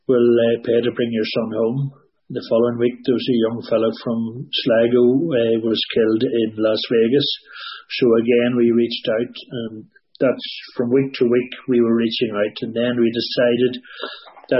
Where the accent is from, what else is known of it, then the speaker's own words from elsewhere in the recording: Newry, Northern Ireland, United Kingdom; we're from Newry County down